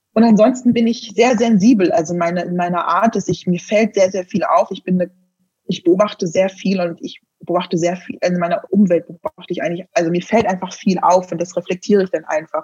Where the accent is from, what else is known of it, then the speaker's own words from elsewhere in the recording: Germany; moved away as an adult; also born or lived in Netherlands; ich bin genauso in Deutschland aufgewachsen